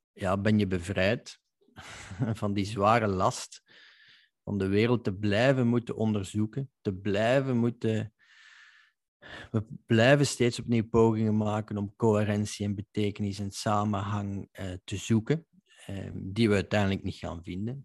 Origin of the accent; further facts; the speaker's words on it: Belgium; als Belg